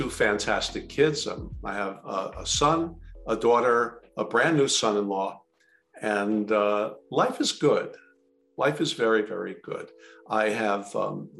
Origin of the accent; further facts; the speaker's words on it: New York City, New York, United States; also born or lived in Richmond, Virginia; now in Jersey Shore, United States; I am originally from Queens, New York